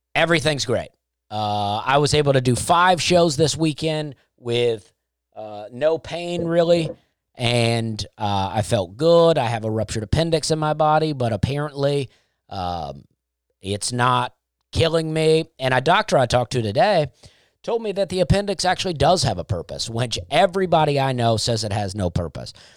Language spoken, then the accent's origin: English; United States; I am an American